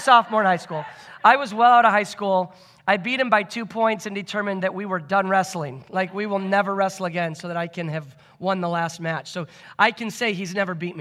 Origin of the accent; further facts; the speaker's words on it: Michigan, United States; moved away as an adult; now in Bethel, United States; Grew up in Michigan